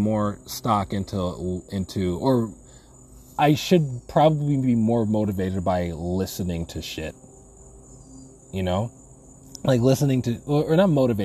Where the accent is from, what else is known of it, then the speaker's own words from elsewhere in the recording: New England, United States; accent: New England; New Englander, right? My New England came out.